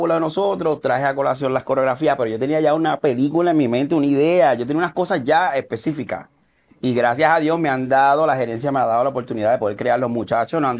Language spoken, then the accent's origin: Spanish; United States; Yo me crié mucho en Estados Unidos, de allá me trajeron esta gente.